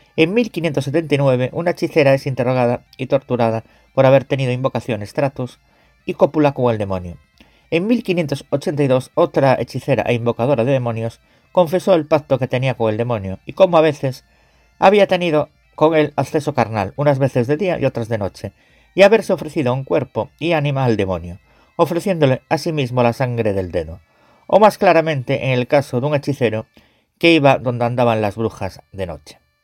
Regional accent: Galicia, Spain; mi tierra, Galicia

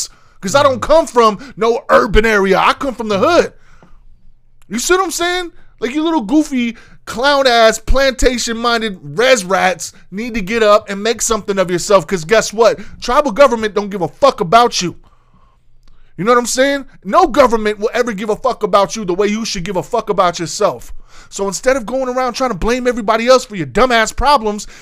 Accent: Phoenix, Arizona, United States; I come from Southside Phoenix, boy, 7th Avenue Southern

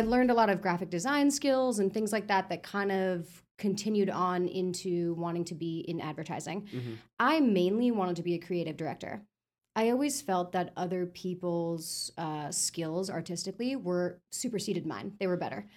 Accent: Florida, United States; also born or lived in New York; I'm born in Florida. Uh, raised in New York till I was about seven, so like just like the first early years, and then back to Florida for most of my like you know development years

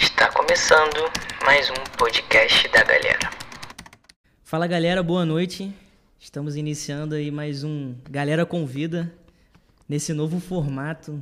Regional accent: Rio de Janeiro, Brazil; also born or lived in Olaria; hoje eu moro em Olaria, mas antigamente eu morava em Bom Sucesso com os meus pais, próximo aqui da igreja

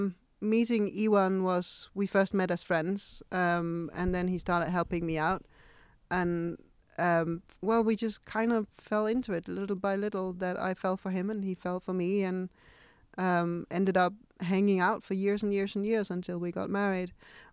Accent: Denmark; now in Indonesia; from Denmark.

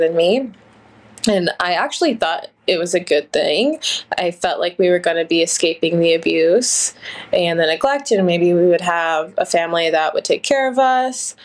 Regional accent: Ohio, United States; I grew up in Ohio

